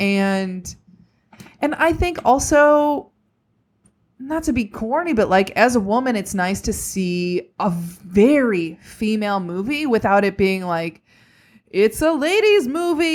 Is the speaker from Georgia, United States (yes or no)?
no; just outside of Chicago, Illinois, United States; I grew up just outside of Chicago